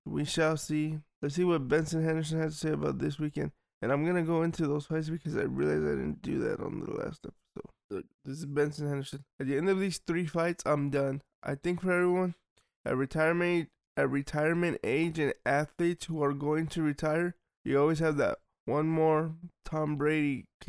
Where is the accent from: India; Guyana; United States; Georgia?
Georgia; He's from Russia, I'm from Georgia, and we all know Russia. What they're doing in Ukraine now. What they did to Georgia.